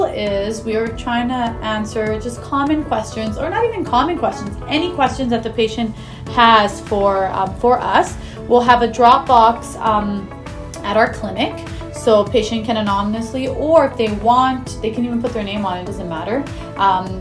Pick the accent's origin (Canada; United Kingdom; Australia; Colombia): Canada; Edmonton, Alberta; moved away as an adult; also born or lived in Texas / Baltimore, Maryland; Born and raised in Edmonton.